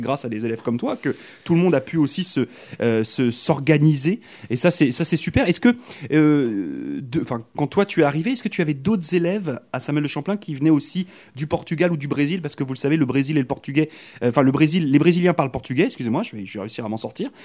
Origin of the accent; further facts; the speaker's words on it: Brittany, France; now in Canada; je suis originaire de Bretagne en France